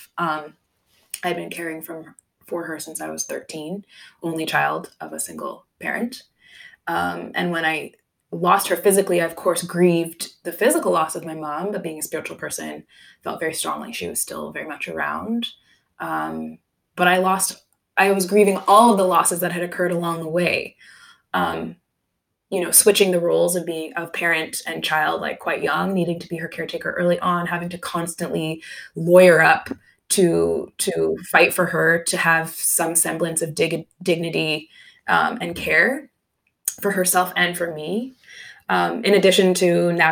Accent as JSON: {"language": "English", "country": "Canada", "tie": "born or raised there", "said": "I was born and raised in Canada"}